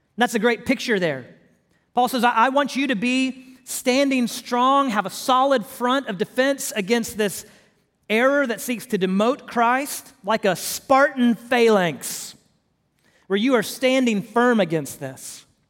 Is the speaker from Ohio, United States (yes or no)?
no; Houston, Texas, United States; moved away; I'm from Houston originally.